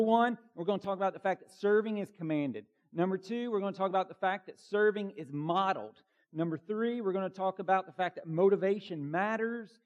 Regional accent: Bartow County, Georgia, United States; I grew up in Bartow County, Georgia

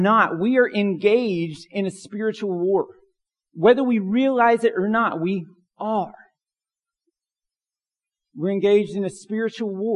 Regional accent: Pine Log, United States; growing up in Pine Log

